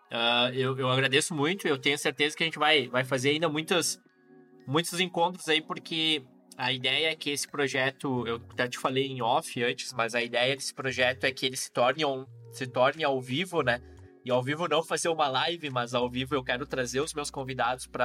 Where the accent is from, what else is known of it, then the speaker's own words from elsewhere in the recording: Rio Grande do Sul, Brazil; Sou carnívoro, sou gaúcho, então tu sabe, né?